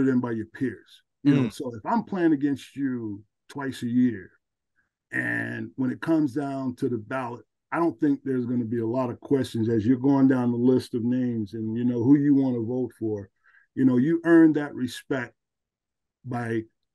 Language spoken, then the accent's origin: English; New Jersey, United States; moved away; I'm from New Jersey.